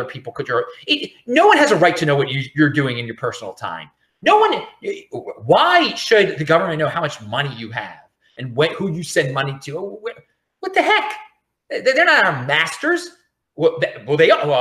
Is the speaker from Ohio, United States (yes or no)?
no; Baltimore, Maryland, United States; also born or lived in Los Angeles, California, United States; I'm from Baltimore